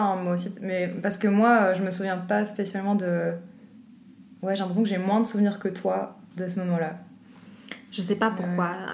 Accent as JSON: {"language": "French", "town": "Brussels", "region": "Brussels-Capital Region", "country": "Belgium", "said": "Je viens de Bruxelles."}